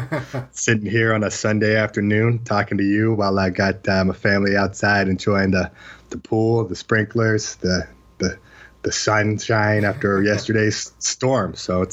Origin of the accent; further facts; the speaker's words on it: Utah, United States; also born or lived in Atlanta, Georgia / Provo, Utah; I was raised until I was 10 years old in Atlanta, Georgia. I was born in Provo, Utah, but by 9 months old, I was in Atlanta, Georgia. And so I consider myself from the South as well